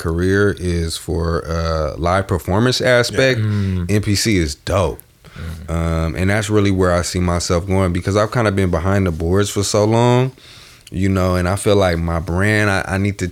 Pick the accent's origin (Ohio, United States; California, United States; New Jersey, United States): California, United States; the Bay Area; we're from the Bay. This is a big city area.